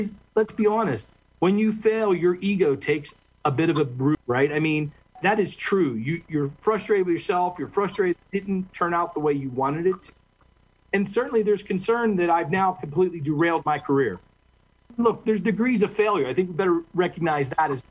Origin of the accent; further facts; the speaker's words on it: Western Pennsylvania, United States; I was born in Western Pennsylvania